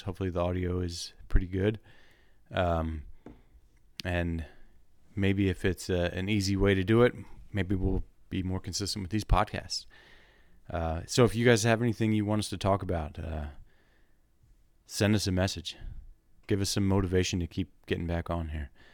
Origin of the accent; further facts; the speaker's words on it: Wilmington, United States; moved away; I'm from Wilmington.